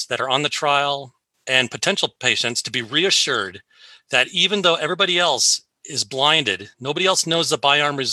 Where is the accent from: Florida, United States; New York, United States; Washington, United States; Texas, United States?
Washington, United States; Seattle; I was raised here in Seattle and I never left